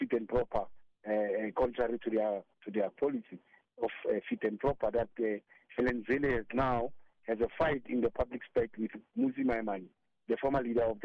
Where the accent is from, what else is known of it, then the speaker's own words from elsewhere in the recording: South Africa; As a South African